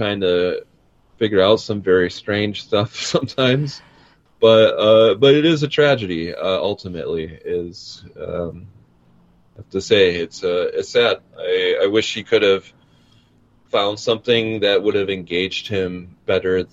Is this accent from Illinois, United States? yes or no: no; Milwaukee, Wisconsin, United States; here in my hometown